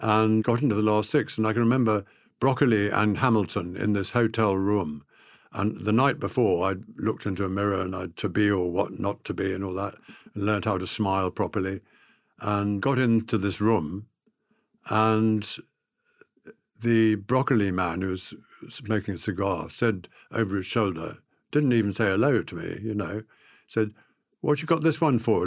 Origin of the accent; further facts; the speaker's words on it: South Africa; I was brought up in South Africa with a faith